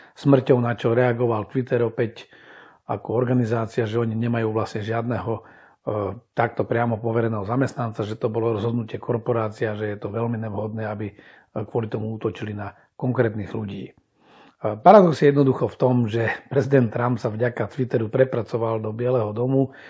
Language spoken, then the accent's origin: Slovak; Slovakia; u nás na Slovensku